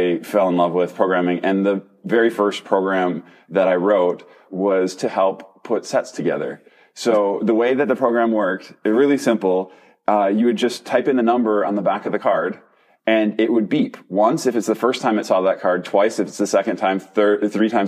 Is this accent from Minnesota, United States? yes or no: yes; Minnesota, United States; I grew up in Minnesota